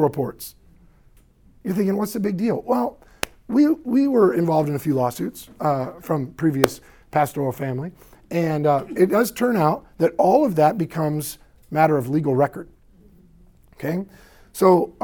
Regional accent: the South, United States; I sound like this after church because I'm from the South.

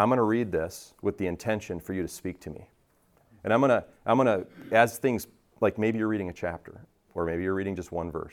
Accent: Richfield, United States; I grew up in Richfield. My mom still lives in the same house

